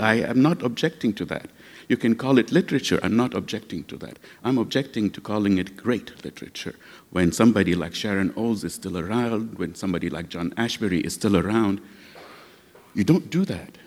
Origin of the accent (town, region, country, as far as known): Lebanon; now in United States